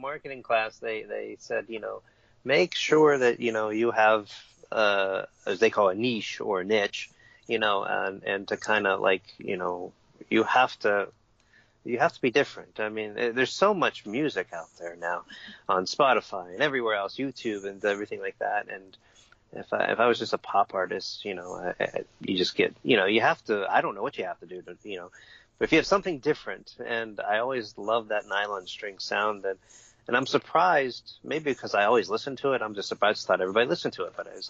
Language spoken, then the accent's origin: English; Ireland; considering I'm Irish. I don't know why I like flamenco.